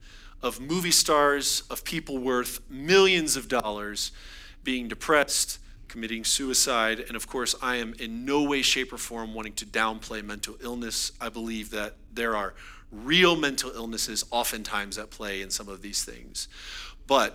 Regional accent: United States

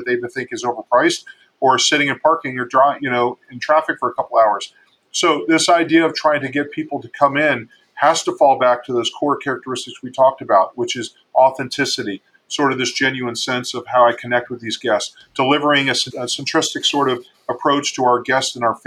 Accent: Miami, Florida, United States; I grew up in Miami

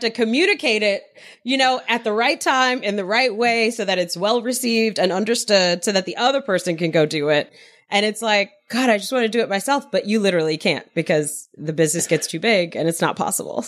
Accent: New York City, New York, United States; I grew up in Queens, New York.

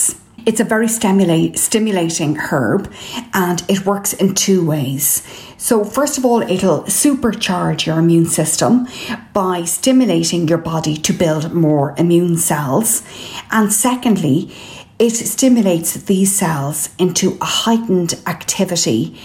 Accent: Ireland; I'm …

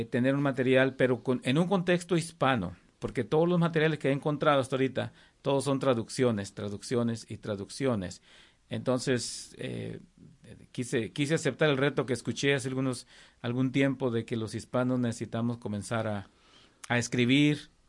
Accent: Coahuila, Mexico; now in Texarkana, United States; De México, de Coahuila.

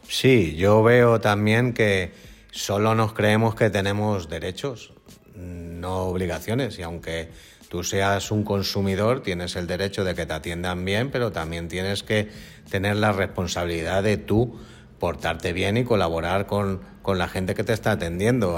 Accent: Spain; somos los españoles

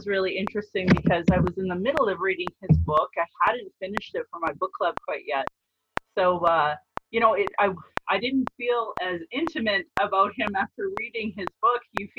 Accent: Calgary, Alberta, Canada; I was born in Calgary, or Mokinstis in Blackfoot, as … another English name, which has afforded me privilege in an English colonial world. My mother is Northern Slavey Dene, or Satu Dene

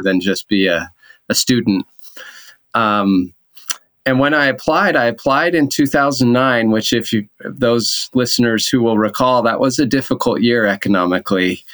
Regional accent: Orem, Utah, United States; moved away as an adult; also born or lived in Boston; I grew up in Orem

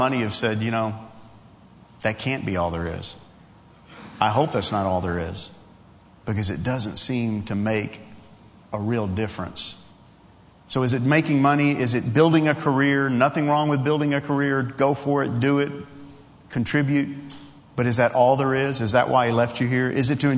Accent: Long Island, New York, United States; Some obscure kid growing up on Long Island, New York, the son of a Baptist preacher

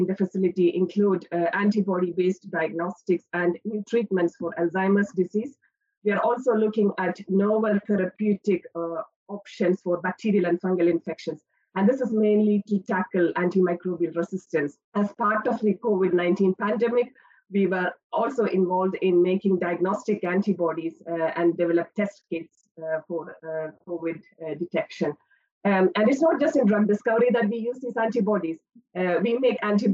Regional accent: India; moved away as an adult; now in Aberdeen, United Kingdom; I'm not from the UK. I spent my childhood and early years of higher education in India.

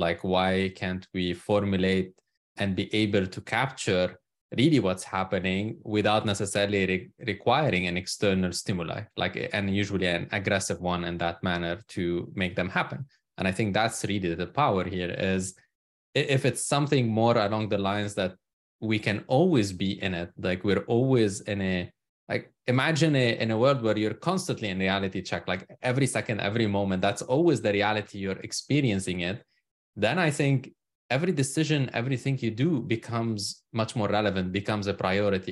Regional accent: Lebanon; moved away as an adult; now in United States; I'm originally from Lebanon. So that's where I was born and spent most of my life. I emigrated to the U S almost now thirteen years ago.

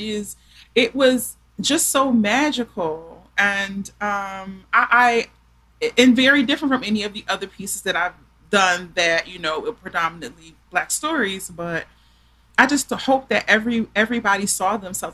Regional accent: Philadelphia, Pennsylvania, United States; I'm from Philly

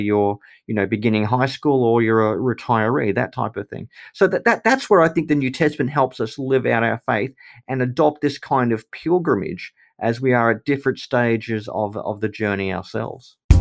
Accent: Australia; because I'm Australian or because I'm a Christian

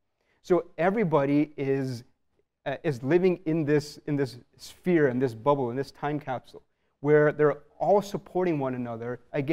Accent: Canada; so I'm born and raised in Canada. But from a very young age, and I'm really thankful that my parents did this. From a very young age, every year, every 2 years, I'd go back to India.

